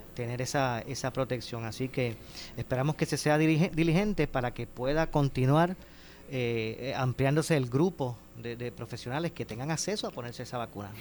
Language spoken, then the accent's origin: Spanish; Puerto Rico; como, como puertorriqueños